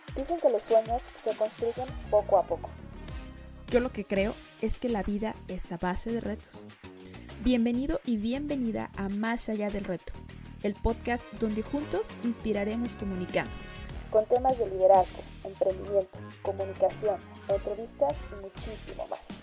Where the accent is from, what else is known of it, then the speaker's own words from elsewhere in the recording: Mexico; como mexicanos